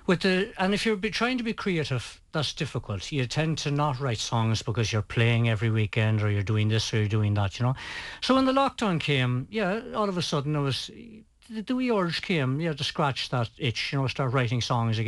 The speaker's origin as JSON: {"language": "English", "town": "Cliffoney", "region": "Connacht", "country": "Ireland", "moved": "yes", "lives_now": "Ballyshannon, Ireland", "said": "Well, I'm actually from Cliffany. You're Cliffany? I'm from North Sligo."}